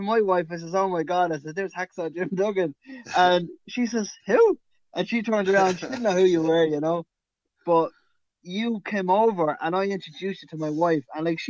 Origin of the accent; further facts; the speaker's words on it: Dublin, Leinster, Ireland; now in Athlone, Ireland; We're from Dublin, the capital, but we moved to Athlone.